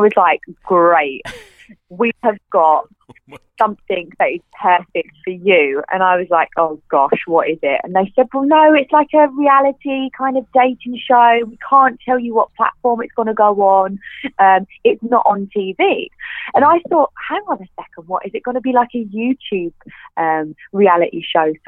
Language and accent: English; Clacton-on-Sea, East of England, United Kingdom; I grew up in a town called Clacton-on-Sea, and it's by the beach.